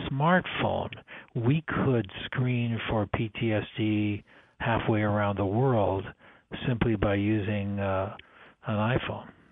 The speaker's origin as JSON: {"language": "English", "country": "Canada", "also_born_or_lived": "Toronto / San Francisco", "moved": "as an adult", "said": "I'm originally Canadian"}